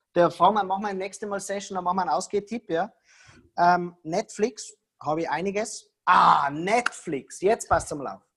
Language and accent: German; Tyrol, Austria; ich bin Tiroler